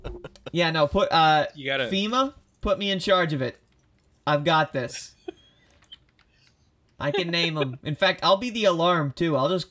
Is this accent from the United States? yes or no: yes; Midwest, United States; I'm a Midwesterner